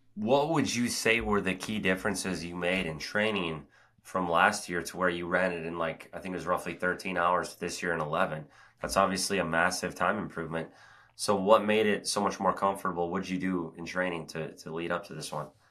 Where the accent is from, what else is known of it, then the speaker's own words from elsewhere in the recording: Oak Ridge, Tennessee, United States; it's the Secret City Oak Ridge Half Marathon here, my hometown race